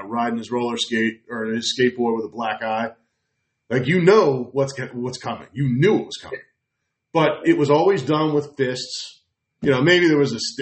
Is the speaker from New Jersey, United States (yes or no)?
yes; New Jersey, United States; I grew up in New Jersey